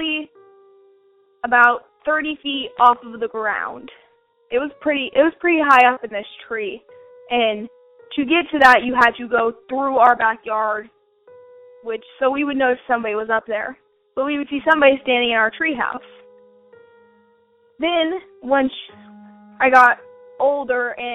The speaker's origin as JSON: {"language": "English", "town": "Wichita", "region": "Kansas", "country": "United States", "said": "I'm from Wichita, Kansas, and I'm 16 years old"}